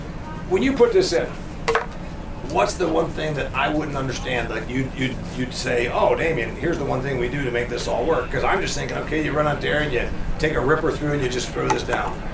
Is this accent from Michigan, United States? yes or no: no; Indiana, United States; I'm from Indiana.